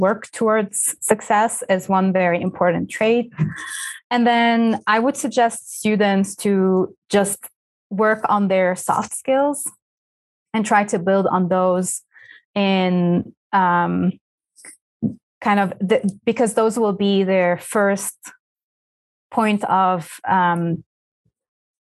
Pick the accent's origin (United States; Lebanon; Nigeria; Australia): Lebanon; first language Arabic; English is a second language; moved away; I am Lebanese by origin. And so back home, I went to a French school. So my mother tongue is Arabic